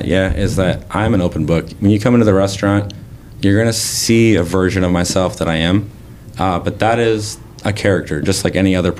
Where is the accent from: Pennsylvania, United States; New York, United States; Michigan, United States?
Michigan, United States; Saginaw; I'm from the Saginaw area.